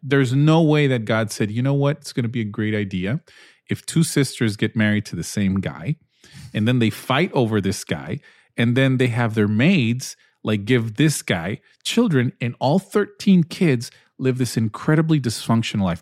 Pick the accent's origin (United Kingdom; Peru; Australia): Peru; moved away; I grew up in Peru